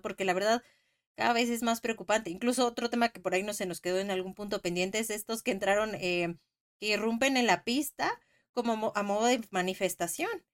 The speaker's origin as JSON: {"language": "Spanish", "country": "Mexico", "said": "soy mexicana"}